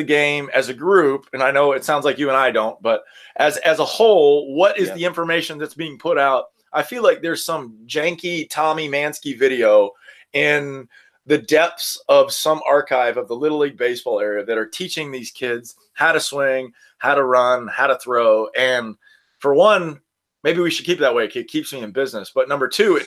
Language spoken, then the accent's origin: English; Destin, Florida, United States; I'm from Destin, Florida, which is like 5 hours from Baton Rouge. And I grew up in the South